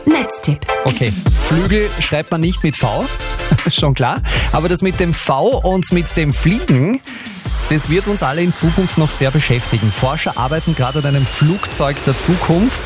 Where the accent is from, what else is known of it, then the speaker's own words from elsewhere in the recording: Austria; bei uns in Österreich